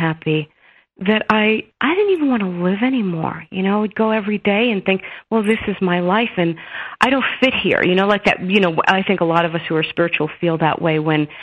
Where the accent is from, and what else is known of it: New York City, New York, United States; born or raised there